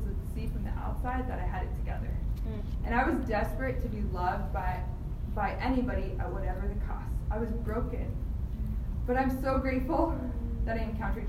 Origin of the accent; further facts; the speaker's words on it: Phoenix, Arizona, United States; now in Miami, United States; I grew up in Phoenix, Arizona